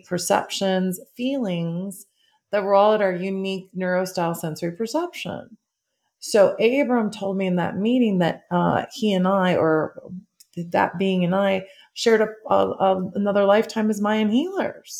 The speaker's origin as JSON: {"language": "English", "town": "Schaumburg", "region": "Illinois", "country": "United States", "said": "I'm from Schaumburg, Illinois"}